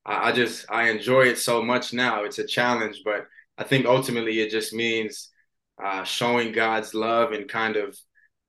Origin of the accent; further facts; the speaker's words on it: Gainesville, Florida, United States; I'm from Gainesville.